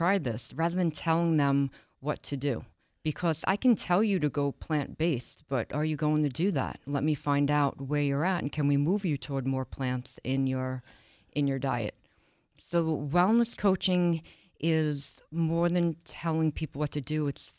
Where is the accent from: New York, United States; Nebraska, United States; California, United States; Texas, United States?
New York, United States; Long Island; From Long Island, New York.